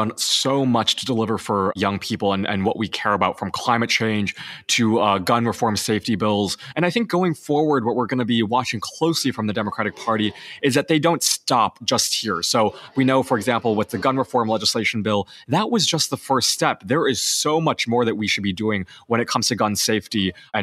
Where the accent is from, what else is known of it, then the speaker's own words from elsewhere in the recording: Illinois, United States; my home state